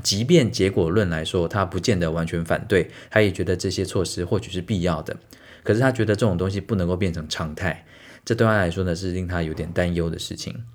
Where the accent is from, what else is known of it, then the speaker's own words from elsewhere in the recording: Taiwan; 我们身为台湾人